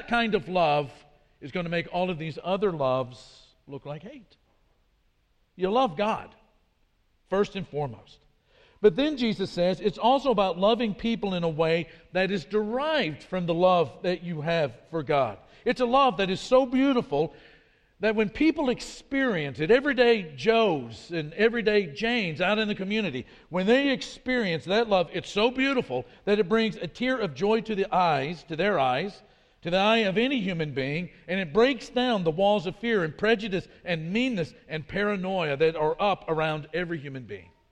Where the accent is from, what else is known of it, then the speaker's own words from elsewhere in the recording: Midwest, United States; accent: Midwest American; moved away as an adult; also born or lived in Brasilia, Brazil; my accent was sort of Midwest American at best when it came to speaking Portuguese. And so they would ask, where are you guys from? We'd say the United States